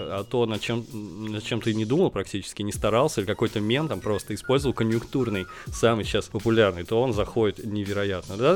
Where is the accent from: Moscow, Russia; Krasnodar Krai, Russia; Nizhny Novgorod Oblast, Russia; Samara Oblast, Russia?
Nizhny Novgorod Oblast, Russia; Nizhny Novgorod; Да, я из Нижнего Новгорода.